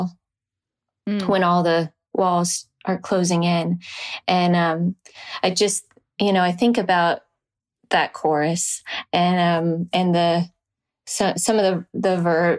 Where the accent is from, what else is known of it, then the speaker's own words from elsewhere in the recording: Nashville, Tennessee, United States; growing up in Nashville